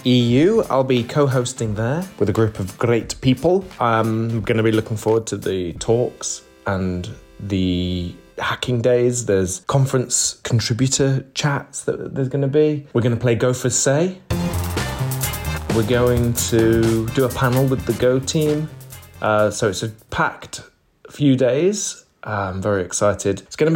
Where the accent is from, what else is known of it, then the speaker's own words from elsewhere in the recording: United Kingdom; Being British